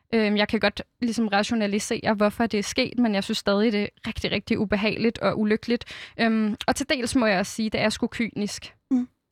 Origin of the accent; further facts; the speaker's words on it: Fredensborg, Capital Region of Denmark, Denmark; Fredensborg Kommune, hvor jeg er vokset op.